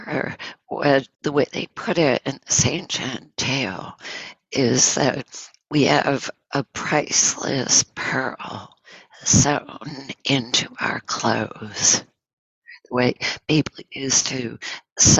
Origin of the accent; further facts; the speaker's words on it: Northern New York, United States; moved away; I'm from Northern New York